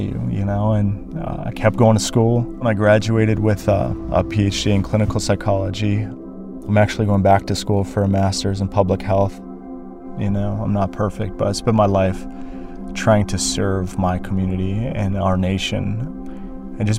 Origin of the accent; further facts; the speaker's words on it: Turtle Mountain, North Dakota, United States; also born or lived in Cheyenne River, South Dakota / Sisseton Wahpeton Oyate, South Dakota; I'm from Turtle Mountain and I'm Bear Clan